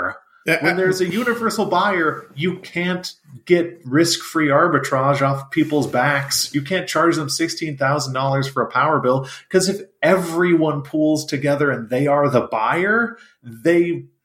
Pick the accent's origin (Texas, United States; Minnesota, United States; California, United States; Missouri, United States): Texas, United States; as a Texan